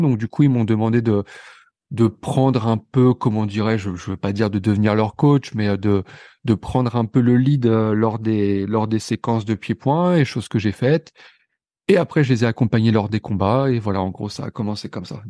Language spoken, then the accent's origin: French; near Pont-Audemer, Normandy, France; moved away; also born or lived in Vernon / Marseille; on est tous les deux originaires euh, de Normandie, d'un petit patelin à quelques kilomètres de Ponto de Mer